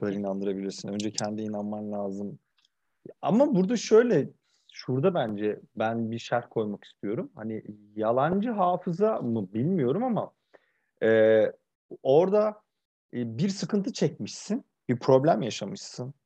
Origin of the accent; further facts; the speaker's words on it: Kırıkkale, Turkey; also born or lived in Ankara (Mamak); bunun büyük bir kısmını işte yalnız işte Kırıkkale'de Sanayi Mahallesi'nin tepesinde yaşayan anneannemle geçirdim.